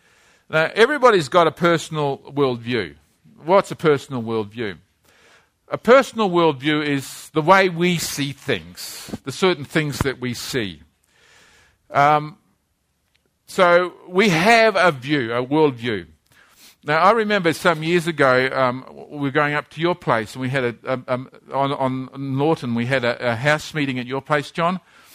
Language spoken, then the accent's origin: English; Christchurch, Canterbury, New Zealand; born there; this is a cathedral in the town where I was born, a city I was born in Christchurch, New Zealand. I was born in this place.